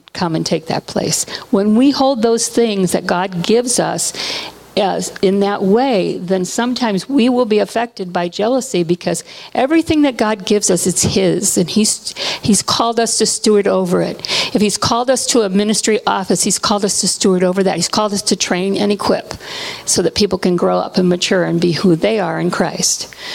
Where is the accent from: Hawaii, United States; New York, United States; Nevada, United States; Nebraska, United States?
Hawaii, United States; I was born in Hawaii, and we've done a lot of ministry in Hawaii